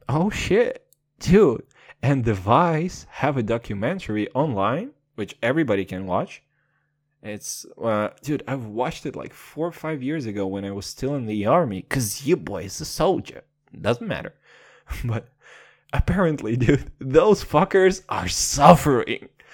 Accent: Kazakhstan; Your boy's from Kazakhstan

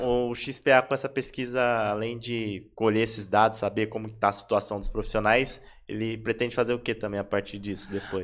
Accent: São Paulo, Brazil; Eu também sou de Itaquera, é fundão também aqui da, da Zona Leste

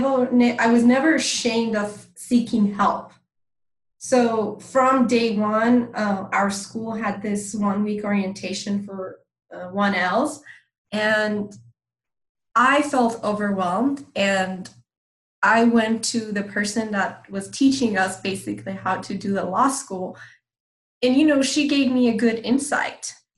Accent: California, United States; English is a second language; And you know, I'm from Southern California, and in Southern California you have there's a huge Iranian community.

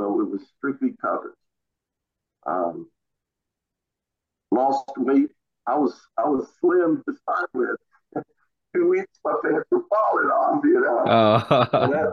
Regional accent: Elkin, North Carolina, United States; A little town called Elkin, North Carolina.

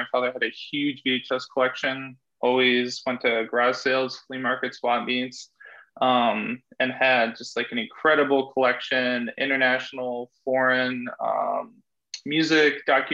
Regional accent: East Coast, United States; I'm from the East Coast

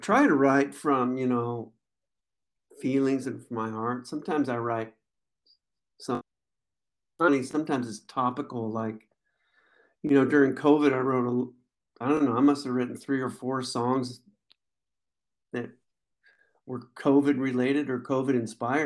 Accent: Skyway, Washington, United States; also born or lived in Renton, Washington / Tacoma, Washington; now in Seattle, United States; I was born in Renton, Washington, and then, when I was about three years old, we moved up to a place called Skyway, which is, you know, it's something between Seattle and Renton

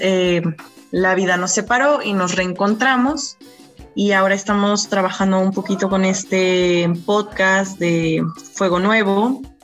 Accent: Morelia, Michoacán, Mexico; moved away as an adult; now in Mexico City, Mexico; soy originaria de Michoacán, Morelia, Michoacán. Emigré a la Ciudad de México en el 2012

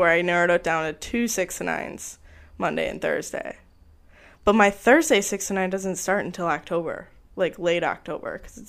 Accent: Indiana, United States; also born or lived in Grand Rapids; I live in Indiana, or I'm from Indiana.

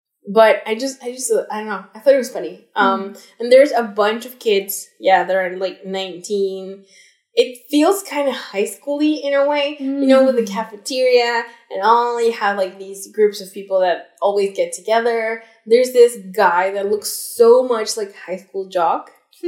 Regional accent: Alberta, Canada; who said, oh, I think, well, I'm a baby adult, or maybe I'm not, depends on who you ask, because I'm from Alberta, so Alberta's age

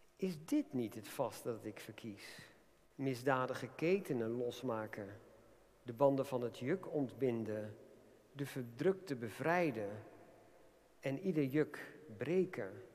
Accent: Netherlands; zijn we ook Nederlanders

